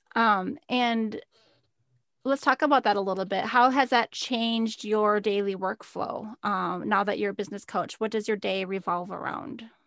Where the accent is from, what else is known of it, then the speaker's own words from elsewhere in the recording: Minnesota, United States; moved away as an adult; I moved, um, away to work from home nine hours south of where I grew up in Minnesota